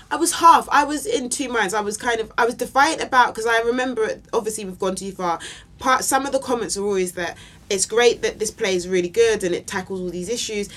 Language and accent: English; London, United Kingdom; also born or lived in Camberwell, London / Nigeria; I grew up on the North Peckham Estate, but right. um, I moved. We moved when I was fifteen to Camberwell